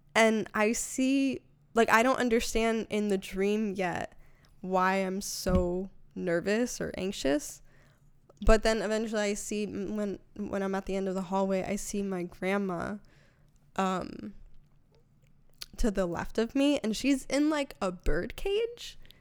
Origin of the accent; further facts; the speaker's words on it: Connecticut, United States; moved away; also born or lived in New York; I'm originally from Connecticut